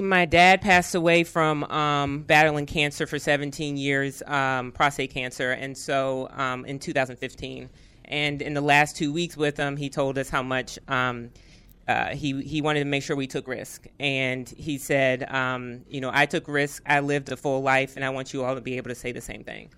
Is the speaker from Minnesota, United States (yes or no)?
no; Arlington, Virginia, United States; I'm from Arlington, Virginia